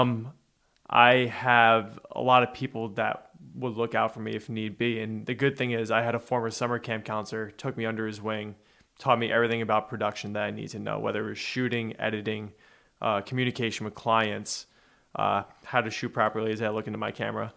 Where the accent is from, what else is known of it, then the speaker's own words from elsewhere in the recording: New Jersey, United States; I grew up in Jersey